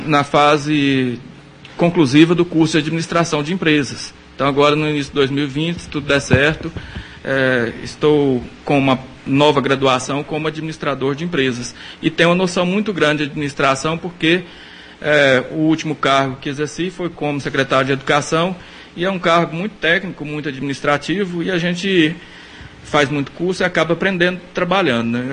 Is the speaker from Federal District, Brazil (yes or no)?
no; São Gonçalo do Abaeté, Minas Gerais, Brazil; now in Rio Paranaíba, Brazil; eu sou de São Gonçalo do Baeté, mas em Rio Paranaíba eu estou há, há 16 anos